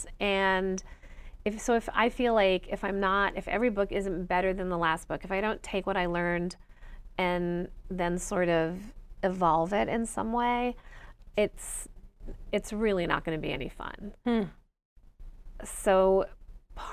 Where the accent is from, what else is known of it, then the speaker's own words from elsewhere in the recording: Rochester, New York, United States; my hometown of Rochester, New York.